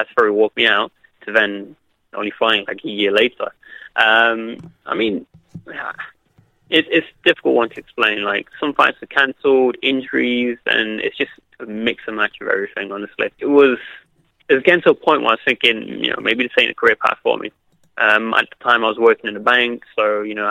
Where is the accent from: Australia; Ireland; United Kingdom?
United Kingdom; Derby, East Midlands; my hometown at Derby